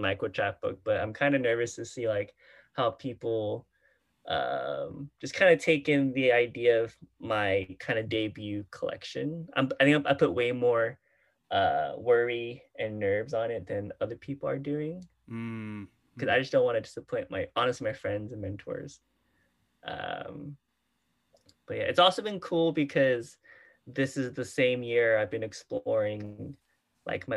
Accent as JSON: {"language": "English", "town": "Houston", "region": "Texas", "country": "United States", "tie": "born or raised there", "said": "I grew up In Houston with like the Houston youth poetry scene"}